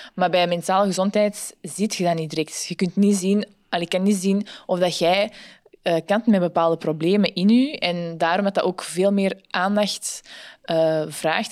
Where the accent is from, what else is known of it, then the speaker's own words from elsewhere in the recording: Antwerp, Flanders, Belgium; also born or lived in Ghent; ik ben van Antwerpen, maar studeer in Gent